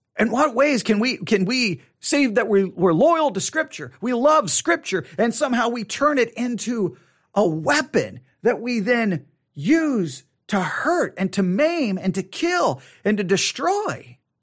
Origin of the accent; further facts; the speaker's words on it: Texas, United States; accent: Texas; my Texas accent